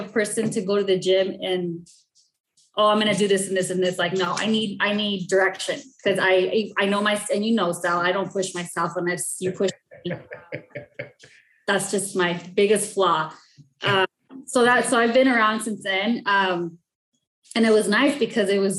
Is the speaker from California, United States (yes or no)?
yes; El Monte, California, United States; I grew up in the city of El Monte